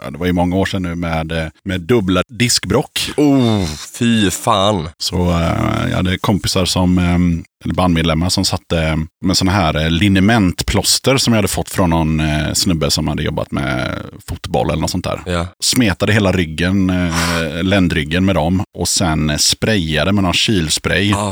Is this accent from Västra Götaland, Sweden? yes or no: yes; Mölnlycke, Västra Götaland, Sweden; Vi är alla från Mönlycke